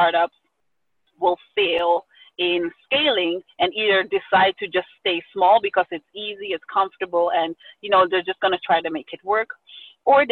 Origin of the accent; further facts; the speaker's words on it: Amsterdam, North Holland, Netherlands; I was born and raised in Amsterdam, the Netherlands, to my Ghanaian father and Suriname mother